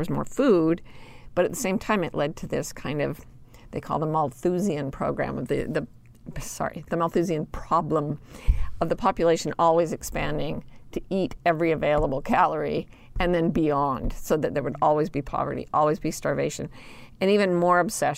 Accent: Utah, United States; I grew up in Utah

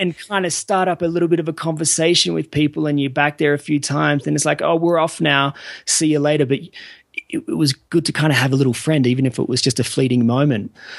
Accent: Australia; I'm from Australia

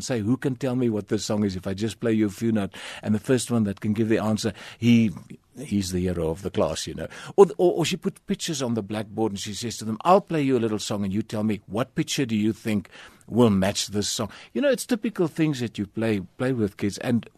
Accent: Kleinzee, Northern Cape, South Africa; My dad worked on the mines. He was a prospector on the mines. And I was born in Springbok because Clancy didn't have a hospital.

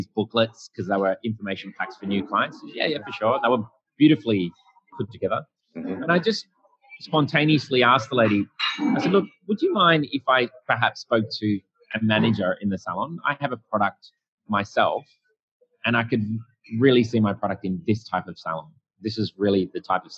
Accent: Sydney, New South Wales, Australia; I'm from Australia, Sydney

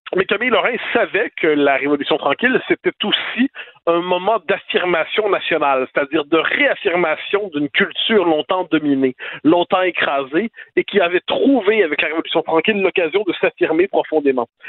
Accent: Quebec, Canada; chez nous au Québec

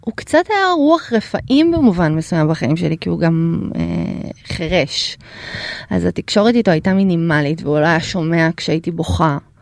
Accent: Ukraine; now in Israel; אני נולדתי באוקראינה

